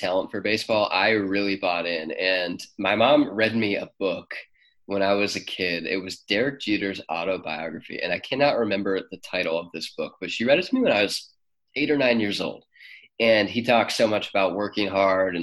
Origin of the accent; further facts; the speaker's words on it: Cleveland, Ohio, United States; also born or lived in Mansfield, Ohio; we moved up to Cleveland when I was 6 or 7 years old. So most of my childhood was spent in Cleveland